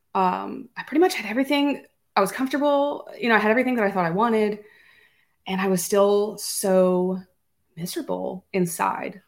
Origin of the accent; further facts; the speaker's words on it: Louisiana, United States; also born or lived in Florida / Ohio; I was born and raised in Louisiana, stayed here most of my life